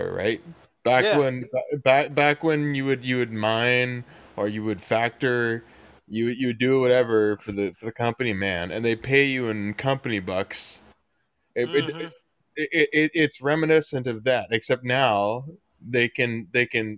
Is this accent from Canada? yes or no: yes; Ontario, Canada; I happen to be Canadian, so I did it for my 18th in Quebec because Quebec was close. I'm from Ontario